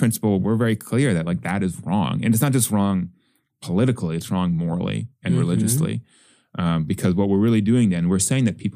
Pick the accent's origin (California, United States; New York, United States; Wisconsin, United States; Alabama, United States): Wisconsin, United States; I come from Wisconsin, where up until a couple of years ago, it was a single party state